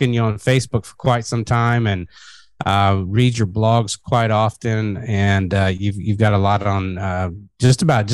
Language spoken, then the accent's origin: English; Murray, Kentucky, United States; moved away as an adult; also born or lived in Fort Riley, Kansas; I grew up Kentucky till I was 21 years old